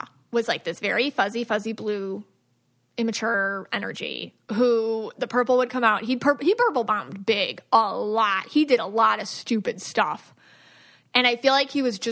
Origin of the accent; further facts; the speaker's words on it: United States; me being an American